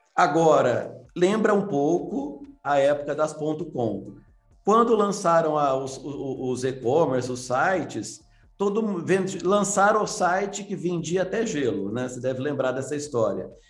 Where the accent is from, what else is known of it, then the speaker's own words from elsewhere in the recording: Minas Gerais, Brazil; eu sou mineiro